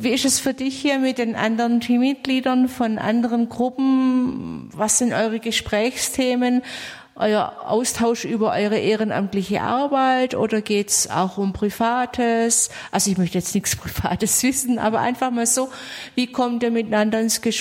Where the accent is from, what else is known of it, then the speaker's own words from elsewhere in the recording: Swabia, Germany; ich bin eine Schwäbin